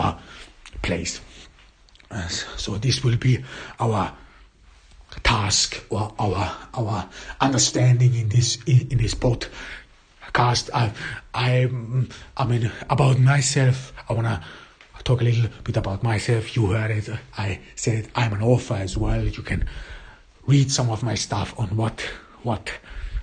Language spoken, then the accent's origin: English; Austria; first language German; English is a second language; I am not an English native speaker. I was born in Austria. I grew up in Austria and I went to school in Austria. My mother tongue is German